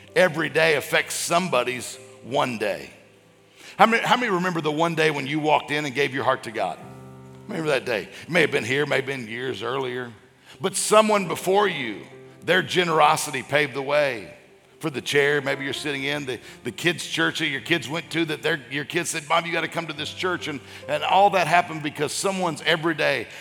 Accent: Mississippi, United States; now in Florida, United States; I grew up in Mississippi

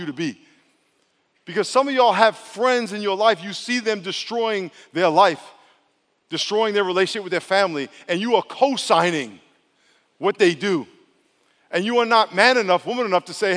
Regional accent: New York, United States; I'm from New York

